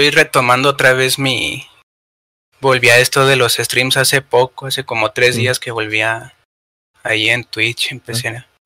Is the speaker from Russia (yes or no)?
no; Mexico; Soy de México, tengo 20 años, casi recién cumplidos.